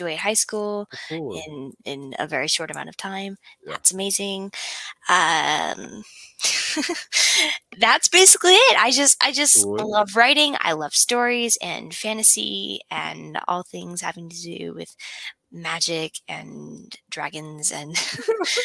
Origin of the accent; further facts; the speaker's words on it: Utah, United States; I'm from Utah